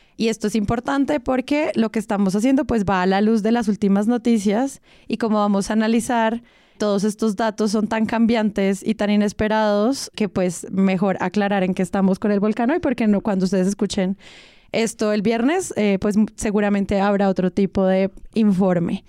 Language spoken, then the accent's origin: Spanish; Manizales, Caldas, Colombia; Yo crecí, hice mi bachillerato en Manizales